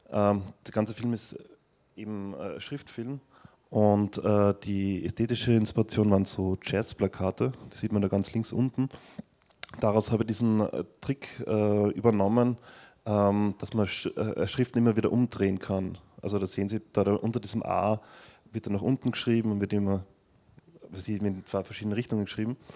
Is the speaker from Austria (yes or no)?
yes; Vienna, Austria; das ist so ein Irrgarten, was in meiner Heimatstadt in Wien in Schönbrunn ist.